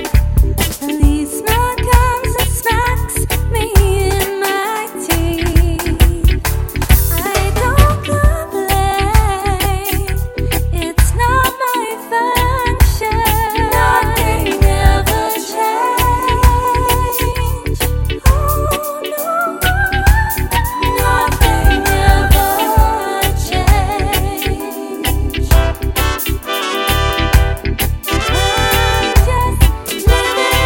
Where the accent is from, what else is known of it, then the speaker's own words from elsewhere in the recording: Leicester, East Midlands, United Kingdom; live in Leicester, that's my hometown